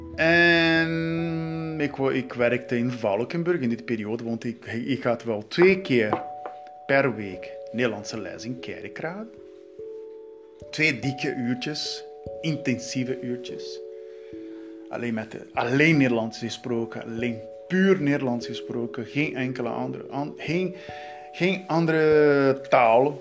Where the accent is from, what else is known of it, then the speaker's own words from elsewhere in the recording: Southeast, Brazil; Dutch is a second language; moved away as an adult; now in Netherlands; ik ben in Brazilië geboren